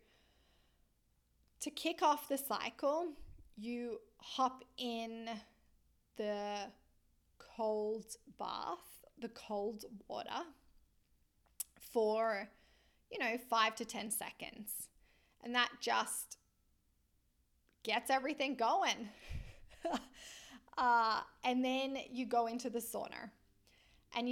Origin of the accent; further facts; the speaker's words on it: Australia; moved away as an adult; now in Vancouver, Canada; I am an Australian lizard, born and bred in the sunshine and the warmth